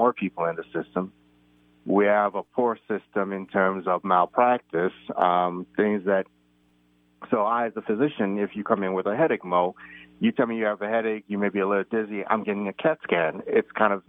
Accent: United States; also born or lived in Nigeria; having grown up in the United States and being American

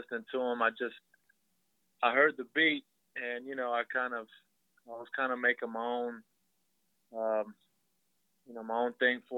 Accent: West Texas, United States; now in Dallas, United States; I'm originally from West Texas, so that's where some of my roots come from

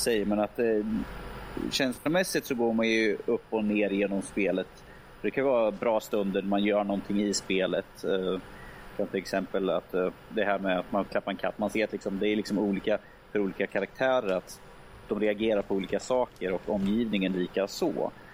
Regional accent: Örebro, Örebro County, Sweden; som örebroare

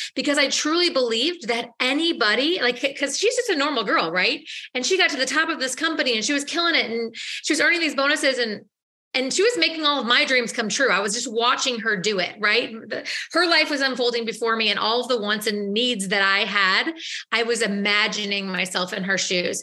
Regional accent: St. Louis, Missouri, United States; I am from St. Louis, Missouri

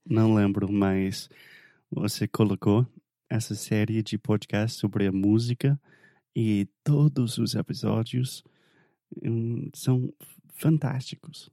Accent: the South of the United States, United States; Portuguese is a second language; eu sou do sul dos Estados Unidos

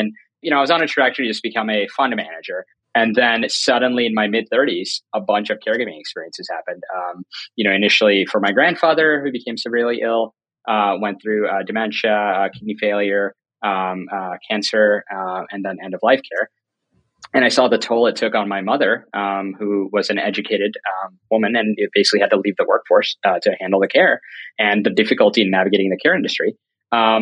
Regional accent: North Carolina, United States; moved away as an adult; also born or lived in New York City; I grew up in North Carolina, went to UNC Chapel Hill on a full ride

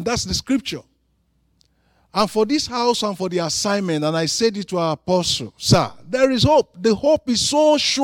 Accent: Nigeria; I am from Africa, from Nigeria.

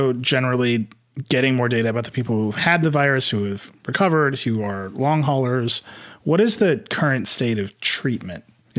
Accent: Midwest, United States; I'm from the Midwest.

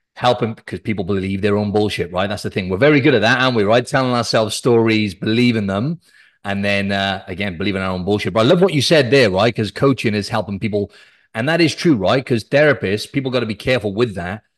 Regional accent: Cardiff, Wales, United Kingdom; I'm from Wales, South Wales. I'm from the capital Cardiff

